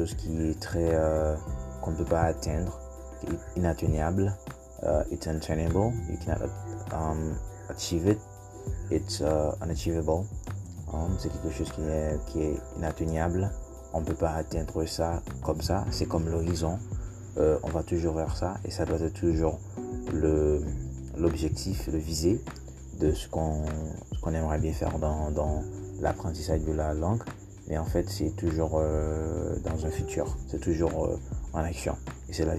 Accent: Haiti; first language Haitian Creole; English is a second language; I'm from Haiti

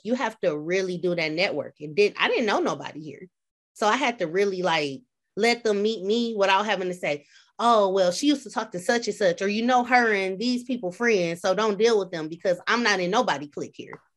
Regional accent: Flint, Michigan, United States; moved away as an adult; now in Peoria, United States; I'm from Flint, Michigan. I like to say, in parentheses, Beecher

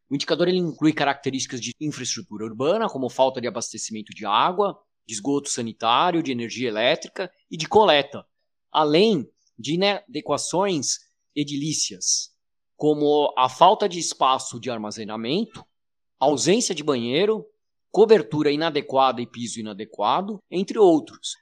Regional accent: São Paulo, Brazil; moved away as an adult; now in Santos, Brazil; eu sou de São Paulo, mas durante a pandemia me mudei para o litoral, para Santos

